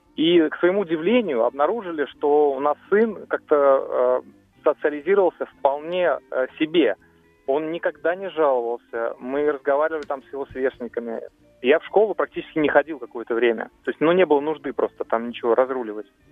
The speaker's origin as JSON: {"language": "Russian", "region": "Moscow", "country": "Russia", "said": "из Москвы"}